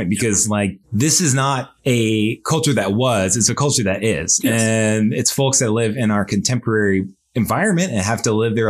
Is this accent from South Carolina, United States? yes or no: yes; Lowcountry, South Carolina, United States; And you know, I grew up in the Low Country.